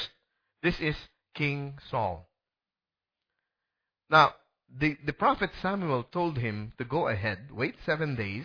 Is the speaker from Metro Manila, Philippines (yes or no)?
no; Bacolod, Western Visayas, Philippines; Sa Philippines, I'm from Bacolod